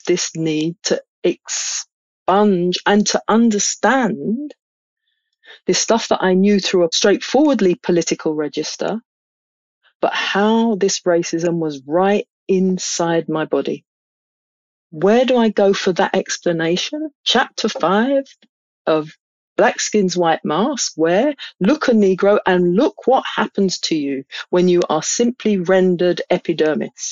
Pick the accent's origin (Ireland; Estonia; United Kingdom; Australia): United Kingdom; London; I grew up in London